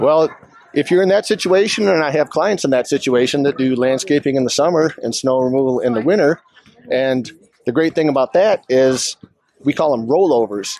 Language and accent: English; Ann Arbor, Michigan, United States; also born or lived in Vail Valley, Colorado; now in Vail, United States; I'm an immigration lawyer, originally from Ann Arbor, Michigan. Been in the Valley here since 2003